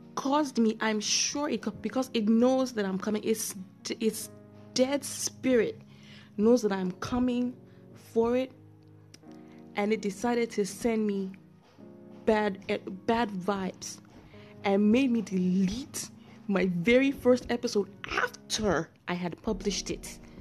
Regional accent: Nigeria; I'm a Nigerian

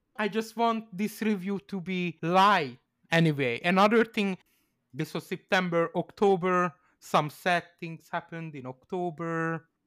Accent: Canada; As a Canadian

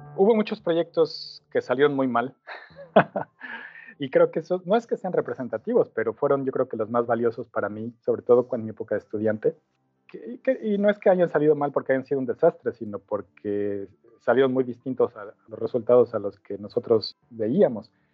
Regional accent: Mexico City, Mexico; moved away as an adult; now in Auckland, New Zealand; Soy originalmente de México, de la Ciudad de México

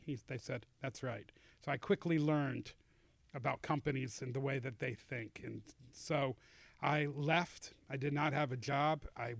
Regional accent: Atlanta, Georgia, United States; I am an Atlanta native, born and bred.

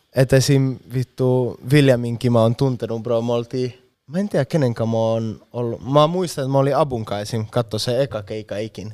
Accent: Spain; Finnish is a second language; moved away as an adult; now in Finland; Espanjassa bro, meillä ei ole tollaista meininkiä yhtään

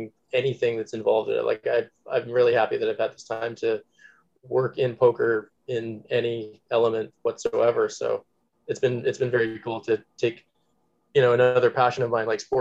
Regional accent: Canada; now in Toronto, Canada; being a Canadian

